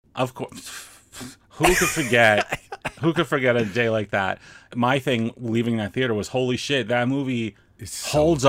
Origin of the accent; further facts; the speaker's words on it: New York City, New York, United States; I'm from New York